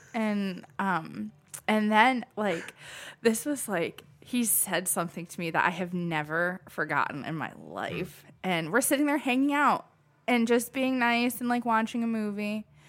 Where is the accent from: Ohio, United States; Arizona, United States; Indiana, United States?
Ohio, United States; Perrysburg; moved away; also born or lived in Michigan; I'm from Perrysburg, Ohio